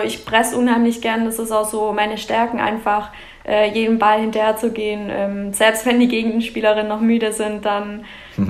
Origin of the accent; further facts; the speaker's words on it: Mietingen, Baden-Württemberg, Germany; Ich komme genau aus Meeting. Das liegt äh, zwischen Laupheim und Biberach, also im schönen Schwabenland und ja, mitten auf dem Dorf.